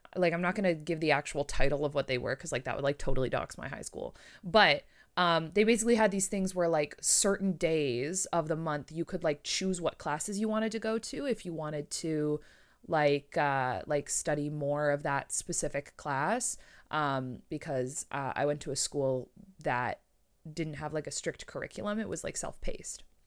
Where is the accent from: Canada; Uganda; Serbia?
Canada; I'm Canadian.